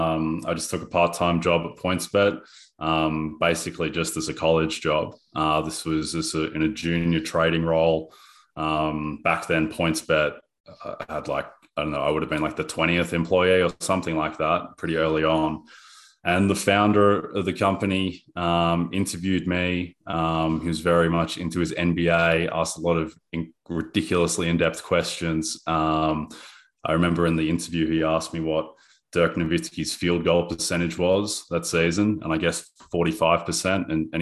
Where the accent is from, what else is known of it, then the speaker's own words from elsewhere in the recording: Melbourne, Victoria, Australia; I grew up in Australia, in Melbourne, obsessed with sports from a young age